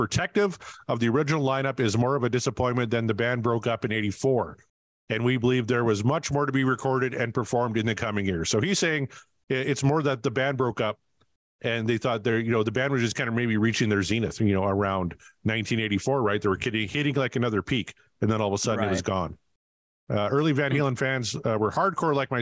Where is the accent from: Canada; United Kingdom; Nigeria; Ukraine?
Canada; I'm Canadian